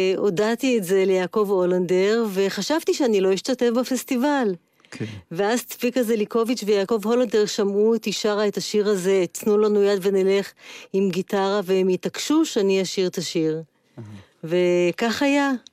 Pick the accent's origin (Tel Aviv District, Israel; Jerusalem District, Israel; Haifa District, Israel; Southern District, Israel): Haifa District, Israel; Haifa; אני חיפאית אה, במקור